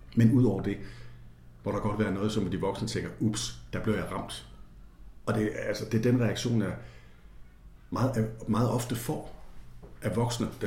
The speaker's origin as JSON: {"language": "Danish", "region": "Jutland", "country": "Denmark", "tie": "born or raised there", "said": "Og jeg voksede op et sted i Jylland"}